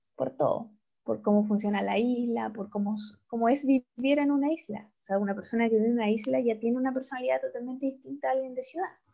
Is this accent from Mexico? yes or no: no; Chile; vengo de Chile. Chile. Eh, al lado de Argentina.